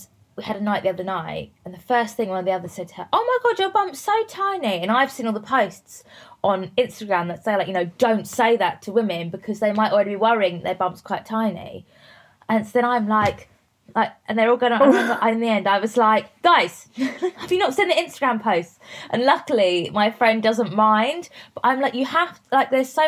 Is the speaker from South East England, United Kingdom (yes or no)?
yes; Worthing, South East England, United Kingdom; Worthing, so near Brighton, like right down on the south coast